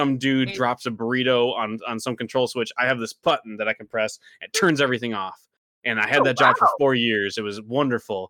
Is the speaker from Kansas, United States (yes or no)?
no; Hillman, Michigan, United States; I grew up outside of Alpena in a little town called Hillman